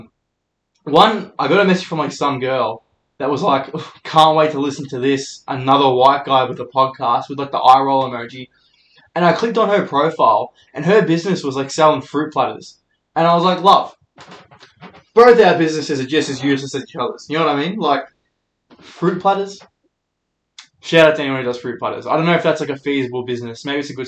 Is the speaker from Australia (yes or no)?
yes; Melbourne, Victoria, Australia; I'm a comedian from Melbourne.